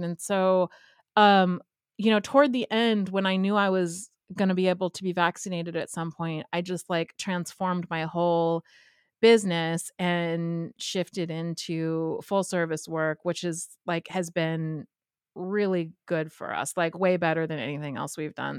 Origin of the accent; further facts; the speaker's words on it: Southern California, United States; now in Pittsburgh, United States; I grew up in Southern California